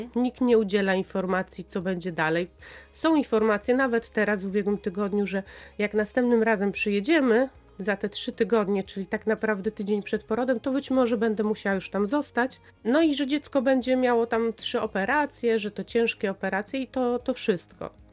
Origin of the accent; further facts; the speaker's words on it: Lublin, Lublin Voivodeship, Poland; now in Tyniec Mały, Poland; Ja pochodzę z Lublina i tam działają moi przyjaciele